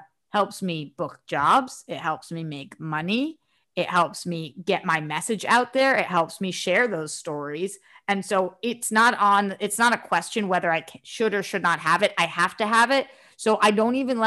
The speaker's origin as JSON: {"language": "English", "region": "East Coast", "country": "United States", "said": "I'm from the East Coast."}